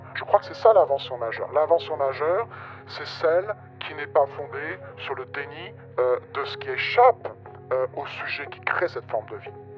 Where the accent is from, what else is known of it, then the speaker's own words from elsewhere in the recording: France; Je peux, en tant que français